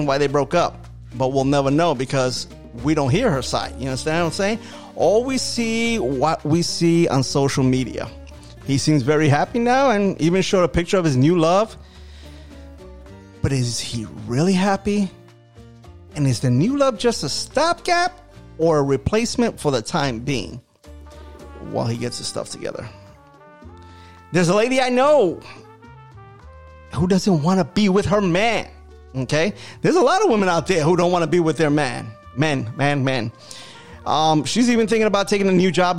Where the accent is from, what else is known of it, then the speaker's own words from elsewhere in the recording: New York City, New York, United States; now in Florida, United States; I'm born and raised in New York City